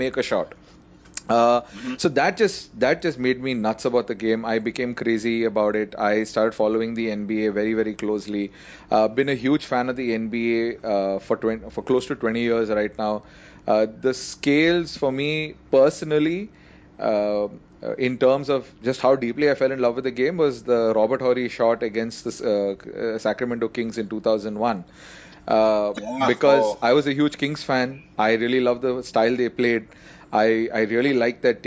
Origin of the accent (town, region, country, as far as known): India